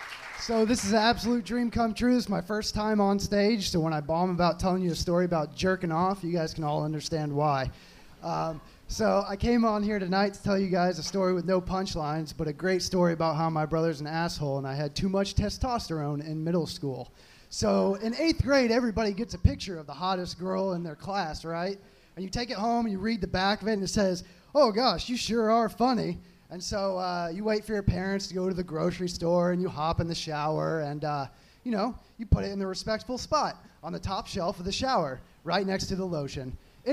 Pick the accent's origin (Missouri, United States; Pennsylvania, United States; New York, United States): Missouri, United States; Kansas City; No, I'm from Kansas City, actually.